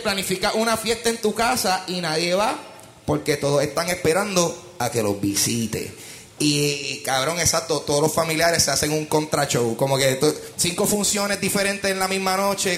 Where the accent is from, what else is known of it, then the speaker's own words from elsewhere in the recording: Puerto Rico; como puertorriqueños